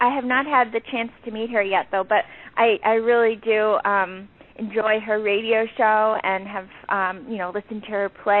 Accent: St. Louis, Missouri, United States; moved away as an adult; also born or lived in Chicago; my hometown of St. Louis.

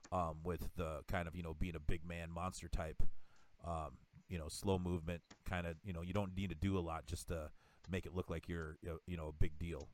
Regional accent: South Dakota, United States; I'm from South Dakota

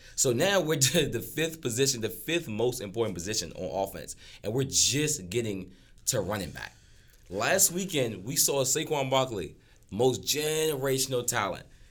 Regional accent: Washington, District of Columbia, United States; I'm from Washington, D C.

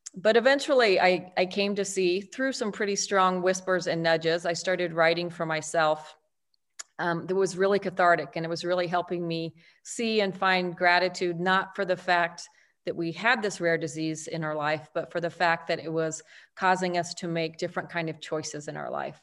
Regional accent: El Paso, Texas, United States; I was raised in El Paso, Texas, one of three daughters

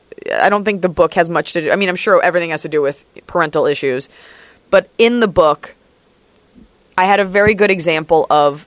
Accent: Dallas, Texas, United States; I'm from Dallas.

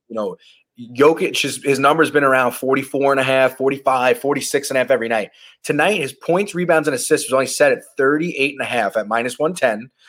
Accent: Long Island, New York, United States; I'm from Long Island

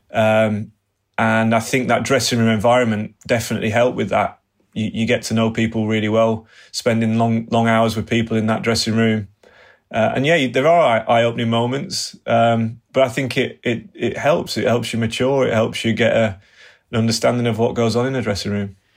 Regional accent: England, United Kingdom; being an Englishman

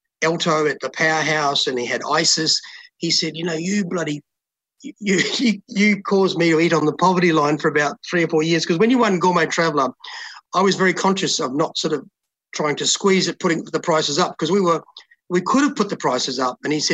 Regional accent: Oxford, Canterbury, New Zealand; moved away as an adult; also born or lived in London; now in Brisbane, Australia; I grew up in Oxford, just outside of Christchurch

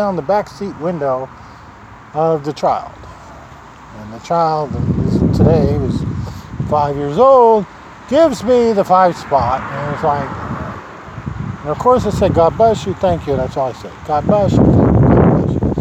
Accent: Nebraska, United States; This is my home state.

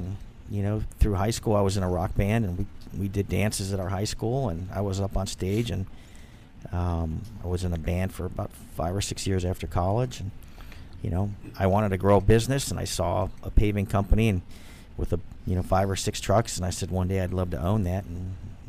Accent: Buffalo, New York, United States; also born or lived in Northern Virginia; Originally from Buffalo, New York. My father relocated to Northern Virginia.

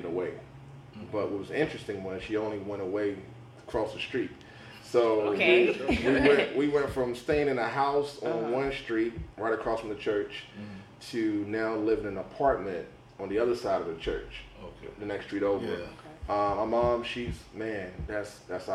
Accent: Saratoga, United States; I was born and raised in Saratoga

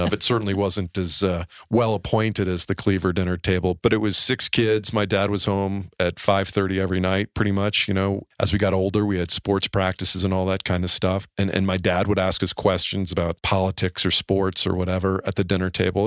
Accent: Atlanta, Georgia, United States; I was born in Atlanta, Georgia, born on Peachtree Street.

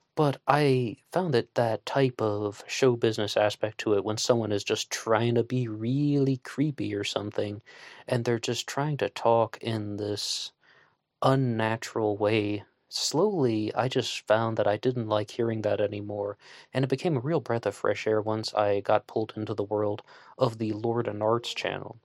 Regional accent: West Virginia, United States; I'm a West Virginian on the other side of the country

